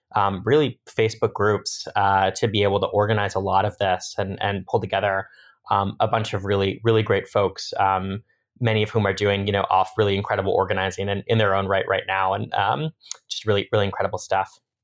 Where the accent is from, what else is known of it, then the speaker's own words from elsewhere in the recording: Madison, Wisconsin, United States; moved away; also born or lived in suburbs of Philadelphia, Pennsylvania; I grew up in, uh, Madison, Wisconsin, and then, uh, my family moved to the suburbs of Philadelphia, so spent, uh, some time in the Midwest and some time on the East Coast.